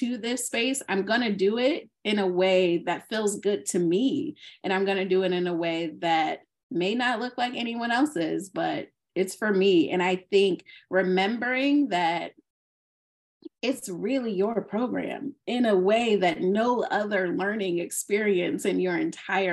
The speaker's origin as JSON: {"language": "English", "town": "Alexandria", "region": "Virginia", "country": "United States", "moved": "as an adult", "lives_now": "Southern California, United States", "said": "I am originally from Alexandria, Virginia"}